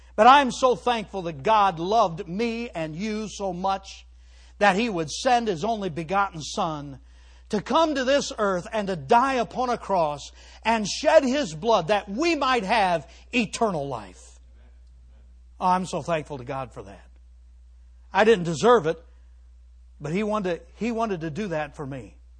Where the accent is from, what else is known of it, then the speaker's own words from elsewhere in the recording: Cleveland, Ohio, United States; moved away; I grew up in the Cleveland area